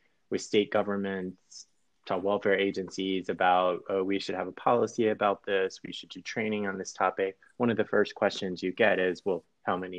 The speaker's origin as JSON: {"language": "English", "region": "Georgia", "country": "United States", "tie": "born or raised there", "also_born_or_lived": "Anchorage, Alaska", "moved": "as an adult", "said": "I grew up in Georgia and finished law school in Georgia and then moved to Anchorage, Alaska, of all places."}